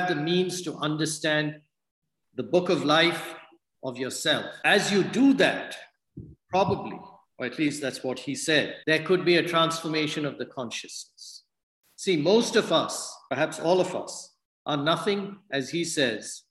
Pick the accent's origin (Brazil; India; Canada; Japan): India; moved away; I'm from India